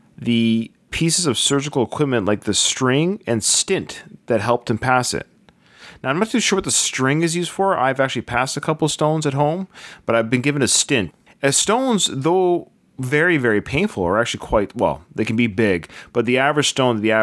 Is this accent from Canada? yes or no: yes; Canada; he and I have something in common other than being Canadian